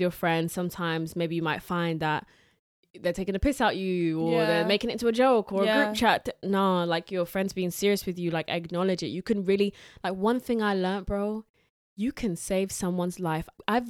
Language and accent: English; Southend-on-Sea, East of England, United Kingdom; I'm from Southend-on-Sea.